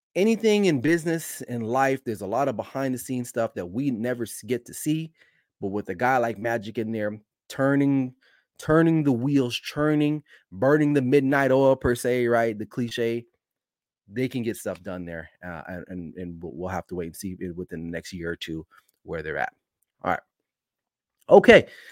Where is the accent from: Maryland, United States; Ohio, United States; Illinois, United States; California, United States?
California, United States; Los Angeles; L A, my hometown.